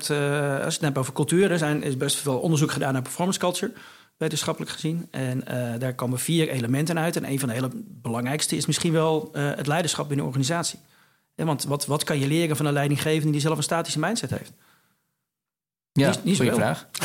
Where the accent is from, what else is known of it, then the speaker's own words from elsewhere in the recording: Lutjebroek, North Holland, Netherlands; ik kom uit Lutjebroek